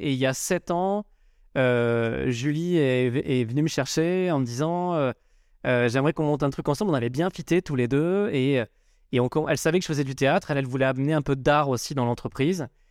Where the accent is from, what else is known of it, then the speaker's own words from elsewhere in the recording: Marseille, Provence-Alpes-Côte d'Azur, France; moved away as an adult; now in Paris, France; je suis originaire de Marseille, j'ai débarqué à Paris il y a bientôt 20 ans